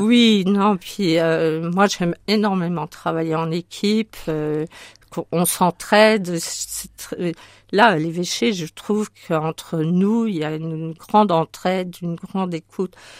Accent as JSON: {"language": "French", "town": "Sochaux", "region": "Bourgogne-Franche-Comté", "country": "France", "tie": "born or raised there", "also_born_or_lived": "Yvelines / Haute-Marne", "moved": "as an adult", "lives_now": "Marne, France", "said": "je suis née dans les Yvelines, mais j'y ai vécu que jusqu'à l'âge de 3 ans. Et ensuite, mais, euh, mon père est ingénieur dans l'automobile, donc il est parti à Sochaux chez Peugeot, euh, dans le Doubs"}